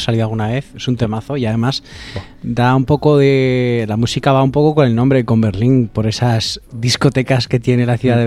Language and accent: Spanish; Alfaro, La Rioja, Spain; mi pueblo, de Alfaro